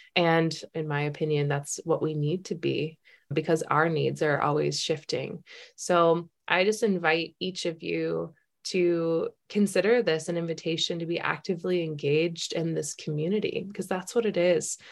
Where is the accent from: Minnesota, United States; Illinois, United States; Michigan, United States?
Minnesota, United States; we're Minnesotan, you know, we're Midwestern